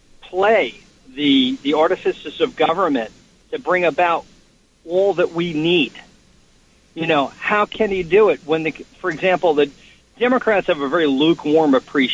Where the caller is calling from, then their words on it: Long Island, New York, United States; George, I'm calling from Long Island.